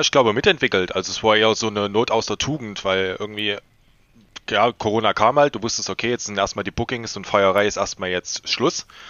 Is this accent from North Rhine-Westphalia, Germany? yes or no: no; Leipzig, Saxony, Germany; als äh, Leipziger